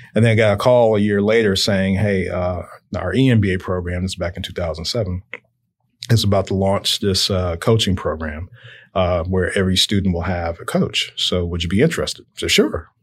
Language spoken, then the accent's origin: English; Chicago, Illinois, United States; also born or lived in Indiana; I grew up in Chicago